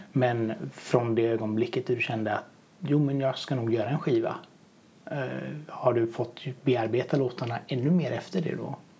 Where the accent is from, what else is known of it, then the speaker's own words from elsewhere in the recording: Bohuslän, Västra Götaland, Sweden; Jag är ju bohuslänning så att jag har ju varit uppväxt med vattnet